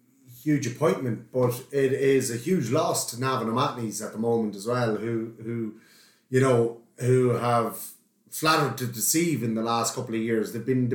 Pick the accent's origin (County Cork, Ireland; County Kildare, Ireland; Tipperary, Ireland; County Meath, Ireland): County Meath, Ireland; I'm a Meath man, born and raised in Simonson.